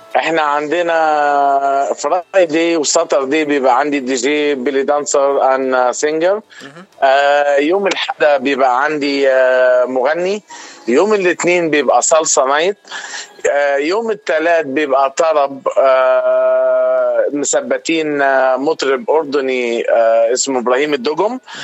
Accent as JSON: {"language": "Arabic", "region": "Upper Egypt", "country": "Egypt", "moved": "as an adult", "lives_now": "United States", "said": "انا من مصر تحديدا من الصعيد ليا 15 سنه في امريكا"}